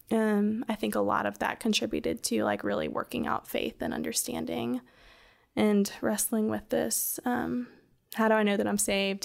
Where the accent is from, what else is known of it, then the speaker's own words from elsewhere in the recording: the Carolinas, United States; moved away as an adult; now in Birmingham, United States; I'm originally from the Carolinas and moved to Birmingham, um, I guess like five or six years ago